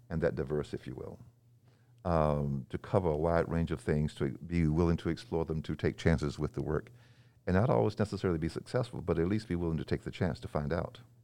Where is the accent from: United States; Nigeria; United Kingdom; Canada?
United States; North Carolina; also born or lived in Nashville, Tennessee; now in Belmont, United States; I was born in Nashville and moved to the mountains of North Carolina, um, shortly after